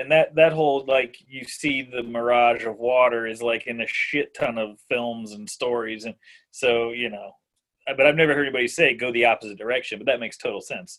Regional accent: Florida, United States; growing up in Florida, like I've been out like deep in the ocean on boats.

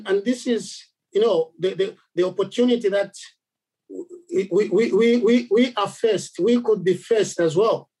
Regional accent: Zambia; I come from Zambia, and we are different, you know, there are different tribes there

